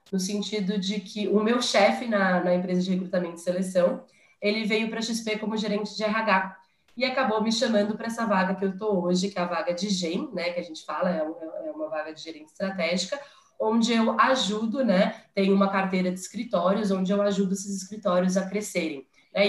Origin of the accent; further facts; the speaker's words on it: São Paulo, Brazil; also born or lived in United States; sou de São Paulo